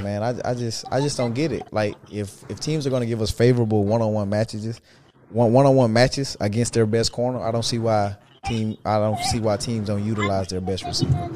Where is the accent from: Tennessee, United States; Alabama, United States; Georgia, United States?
Georgia, United States; South; I'm from South Georgia